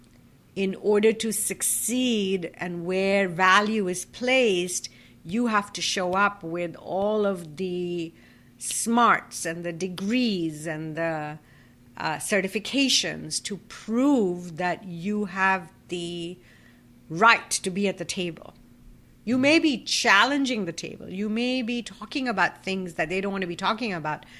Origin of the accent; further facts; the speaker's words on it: Kolkata, West Bengal, India; as an Indian woman who grew up in a Hindu joint family in Calcutta